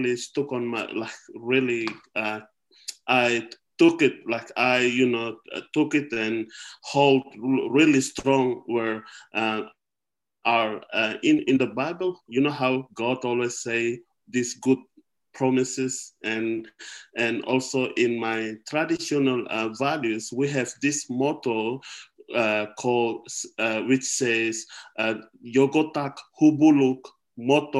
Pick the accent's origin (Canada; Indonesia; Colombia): Indonesia; Wamena, Highland Papua; now in Australia; in my hometown in Wamena, where I was born and grew up